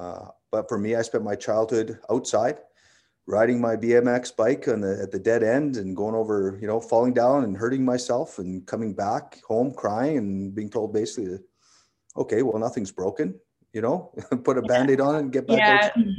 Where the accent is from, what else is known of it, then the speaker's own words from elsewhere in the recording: Medicine Hat, Alberta, Canada; Yeah, I was raised in Medicine Hat.